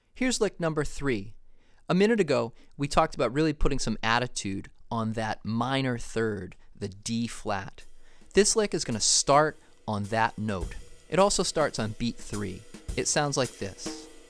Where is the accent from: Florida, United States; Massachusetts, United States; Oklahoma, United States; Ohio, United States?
Massachusetts, United States; Foxborough; I grew up in Foxborough, Massachusetts